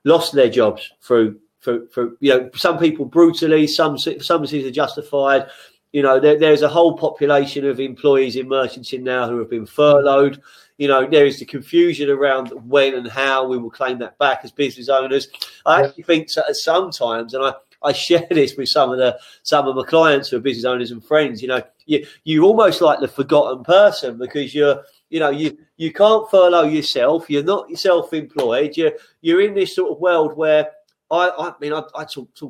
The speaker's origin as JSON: {"language": "English", "region": "London", "country": "United Kingdom", "moved": "as an adult", "lives_now": "Sussex, United Kingdom", "said": "I'm from West London"}